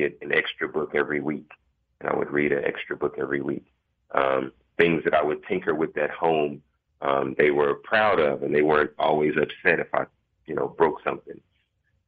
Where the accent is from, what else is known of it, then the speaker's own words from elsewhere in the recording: Dallas, Texas, United States; I'm a Dallas native. I grew up, I was born in South Dallas.